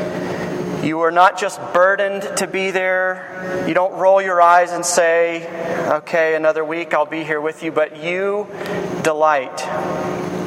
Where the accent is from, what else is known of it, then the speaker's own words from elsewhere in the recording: Georgia, United States; I'm from Georgia